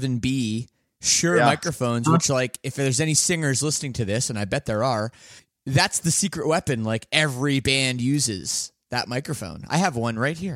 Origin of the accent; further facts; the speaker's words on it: Canada; I'm Canadian